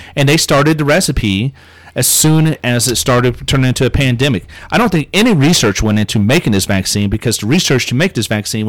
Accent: Hannibal, Missouri, United States; moved away; my hometown's kind of like West Virginia. There's a lot of meth heads and heroin. That's true. Opioids. And for it being a tourist town, no one ever pulls back the curtain and actually sees what's really going on and how degraded Hannibal, Missouri is.

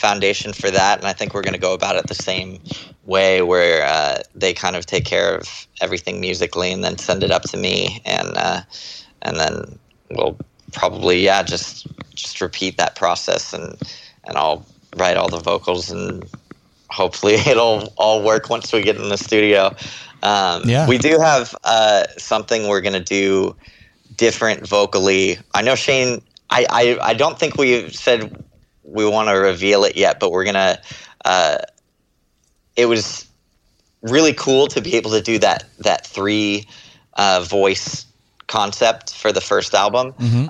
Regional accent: Texas, United States; born there; also born or lived in Florida / California; I was born in Texas. And my family moved around a lot. We moved to Florida for a while and then moved to California.

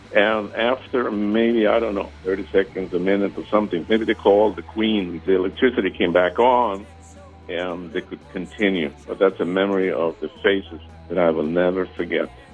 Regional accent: Sweden; now in Emeryville, United States; I grew up in Sweden

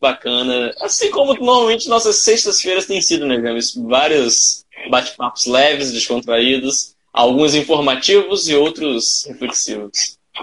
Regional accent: Fluminense, Rio de Janeiro, Brazil; Que eu não sou carioca, eu sou. A gente chama de Fluminense

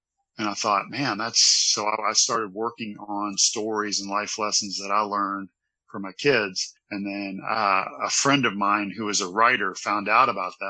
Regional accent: Louisville, Kentucky, United States; I grew up in Louisville, Kentucky, and we were horses, whiskey, and basketball

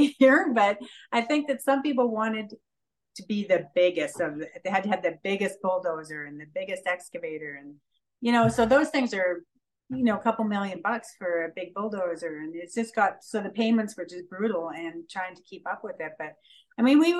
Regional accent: Lillooet, British Columbia, Canada; Lillooet, which is my hometown

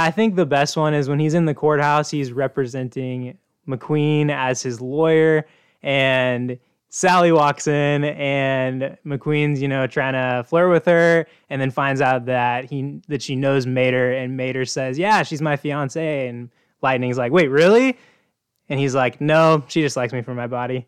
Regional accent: Oklahoma, United States; I grew up in Oklahoma, which is sort of the South Midwest

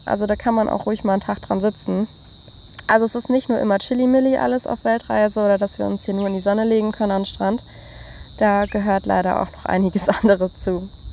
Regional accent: Germany; wir Deutschen

